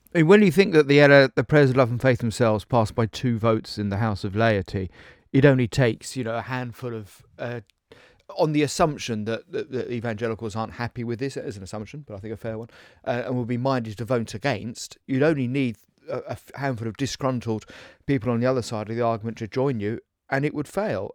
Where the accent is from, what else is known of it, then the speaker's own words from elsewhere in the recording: Essex, East of England, United Kingdom; moved away; I was raised in Essex